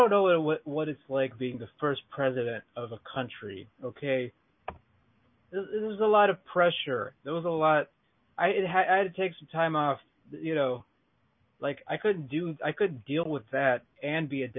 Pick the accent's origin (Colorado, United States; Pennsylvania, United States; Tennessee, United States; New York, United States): New York, United States; accent: New York; sometimes I hide my New York accent, you know, because I'm embarrassed by it. But you know what? There's nothing to be embarrassed about.